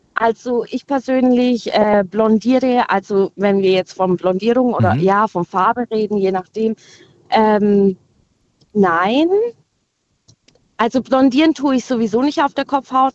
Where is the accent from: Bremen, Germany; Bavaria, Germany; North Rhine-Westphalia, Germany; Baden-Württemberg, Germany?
Baden-Württemberg, Germany; Winterlingen; ich komme aus Winterling